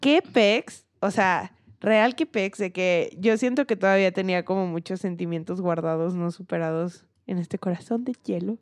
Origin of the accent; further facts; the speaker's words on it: Mexico; Yo como mexicana